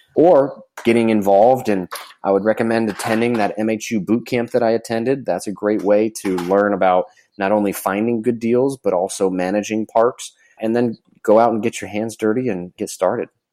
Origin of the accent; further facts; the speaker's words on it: Florida, United States; I'm from Florida.